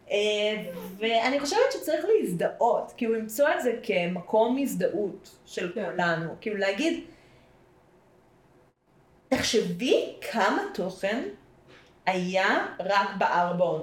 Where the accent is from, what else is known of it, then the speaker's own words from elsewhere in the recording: Central District, Israel; אני אה, גדלתי תקופה בעמק חפר, אז יש את גבעת חיים איחוד ומאוחד.